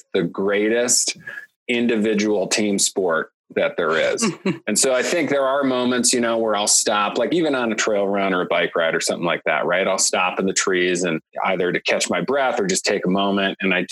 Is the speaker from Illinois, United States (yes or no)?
yes; Chicago, Illinois, United States; born or raised there